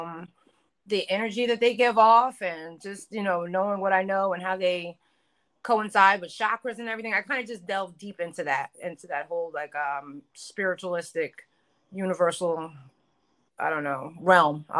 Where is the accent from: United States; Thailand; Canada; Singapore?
United States; New Jersey; I'm from Jersey